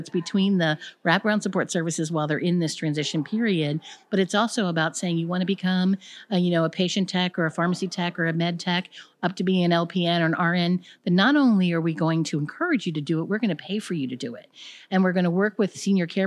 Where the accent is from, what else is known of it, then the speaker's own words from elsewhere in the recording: Baltimore, Maryland, United States; from Baltimore, Maryland